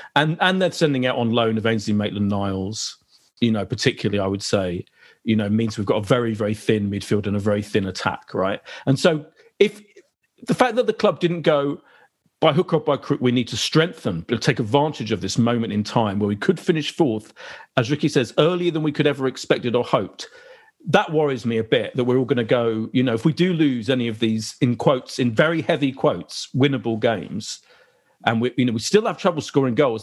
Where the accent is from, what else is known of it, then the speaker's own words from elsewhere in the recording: London, United Kingdom; I grew up in Clapton as well. So I'm an East Ender, really